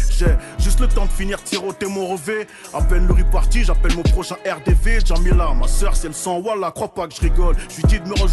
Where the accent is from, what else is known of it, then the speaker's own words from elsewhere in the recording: Le Blanc-Mesnil, Île-de-France, France; Français, d'origine des Z, je viens de la cité des Tilleuls à Blancoc, 9-3, 35, je bosse dans le textile